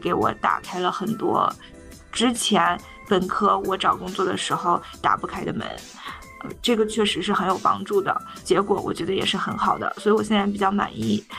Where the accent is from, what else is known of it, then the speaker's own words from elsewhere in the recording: China; now in United States; 为什么我们中国人要戴口罩